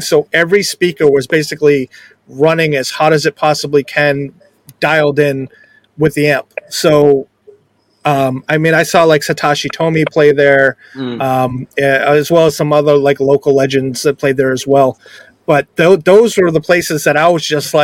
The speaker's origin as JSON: {"language": "English", "region": "New England", "country": "United States"}